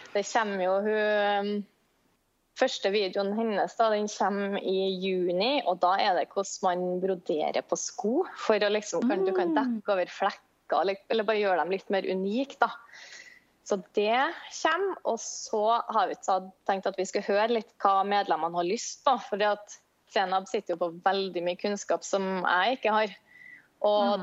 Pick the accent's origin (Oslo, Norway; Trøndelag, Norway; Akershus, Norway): Trøndelag, Norway; Trondheim; jeg er fra Trondheim